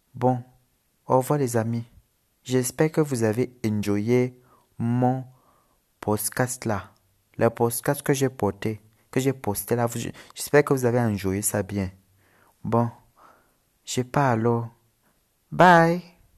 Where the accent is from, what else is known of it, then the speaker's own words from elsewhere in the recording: Cameroon; accent: Cameroonian; also born or lived in Lebanon; J'habite en Afrique au Cameroun, c'est pour ça que j'ai l'accent. Mais je suis libanais.